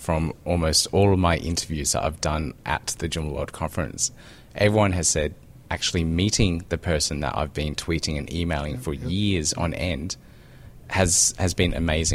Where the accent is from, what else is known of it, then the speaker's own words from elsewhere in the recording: South Australia, Australia; I grew up in South Australia where they do that shark cage stuff